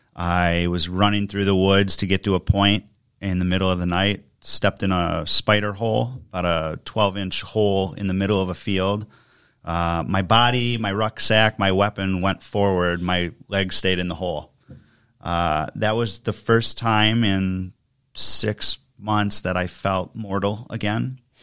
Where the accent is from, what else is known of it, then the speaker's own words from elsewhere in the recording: Germantown, Wisconsin, United States; also born or lived in Detroit / New Jersey / Kentucky / Milwaukee; settled in Germantown, Wisconsin for about the last twenty-five years, went to grade school, high school there